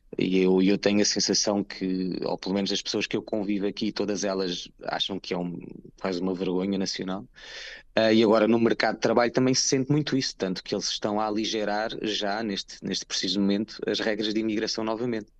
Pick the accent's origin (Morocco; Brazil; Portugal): Portugal; moved away as an adult; now in London, United Kingdom; sou português